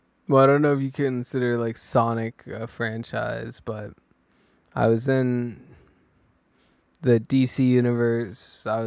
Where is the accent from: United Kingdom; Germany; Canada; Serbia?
United Kingdom; England; I'm from England, and I was in Pacific Rim.